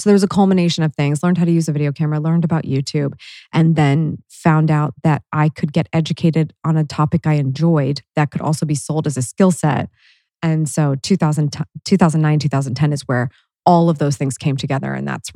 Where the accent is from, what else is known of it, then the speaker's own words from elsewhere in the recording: Worthington, Ohio, United States; I grew up in Worthington.